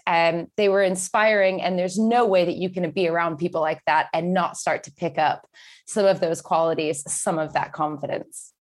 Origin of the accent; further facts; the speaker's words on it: Texas, United States; moved away as an adult; also born or lived in Scotland; now in United Kingdom; I grew up in Texas, and I moved over to the U K when I just turned eighteen